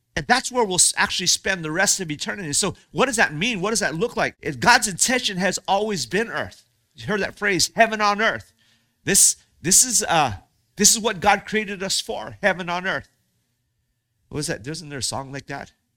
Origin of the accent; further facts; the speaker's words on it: Hawaii, United States; I grew up in Hawaii